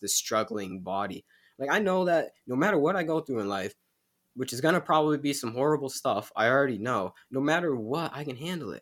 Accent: United States; we're American

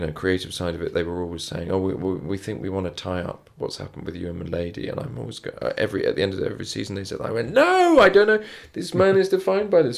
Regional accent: England, United Kingdom; as English people

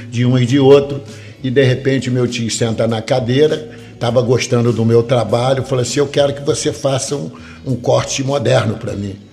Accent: Campos, Rio de Janeiro, Brazil; moved away as an adult; Na verdade, tudo começou quando eu tinha 19 anos, lá na minha terra, no estado do Rio de Janeiro, município de Campos.

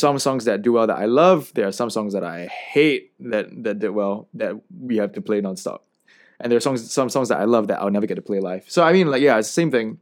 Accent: Singapore; coming from the heartlands or, you know, like, being legitimately Singaporean

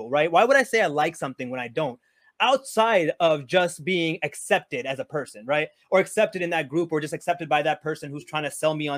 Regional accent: Houston, Texas, United States; I grew up with her in Houston

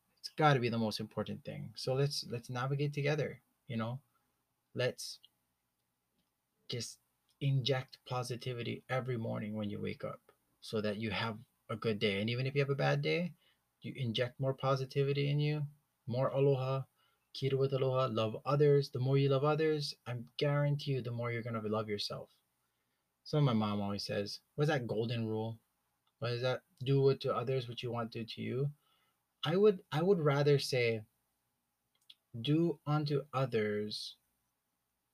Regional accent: Hawaii, United States; growing up in Hawaii, growing up in a Hawaiian ohana

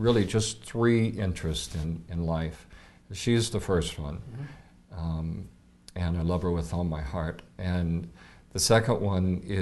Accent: West Coast, United States; moved away as an adult; also born or lived in Seattle, Washington / Fairfield, Iowa; now in Coralville, United States; I was born in Seattle. I was raised on the West Coast

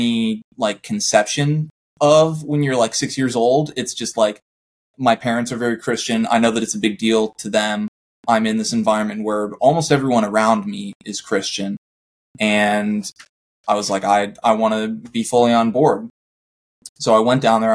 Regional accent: Vista, California, United States; I grew up in Vista, California.

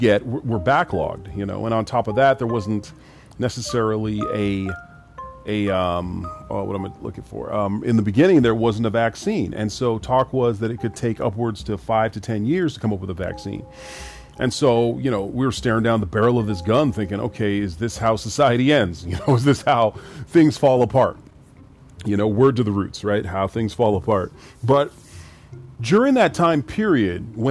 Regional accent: Canada; also born or lived in Grenada / Trinidad; My family's from the Caribbean, Grenada and Trinidad, and I was born here in Canada

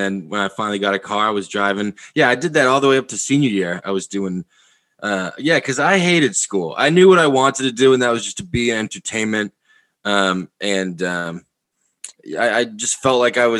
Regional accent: Massachusetts, United States; now in New York City, United States; From Massachusetts

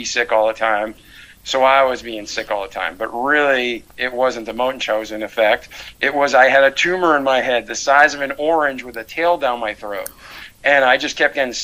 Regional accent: Milford, Massachusetts, United States; moved away as an adult; now in Pensacola, United States; I was born outside of Boston, Mass, in Milford, Massachusetts, and I grew up there for 20 years

